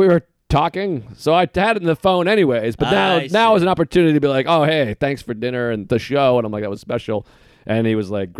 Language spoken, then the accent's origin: English; Boston, Massachusetts, United States; We're both from Boston. We're both from the South Shore.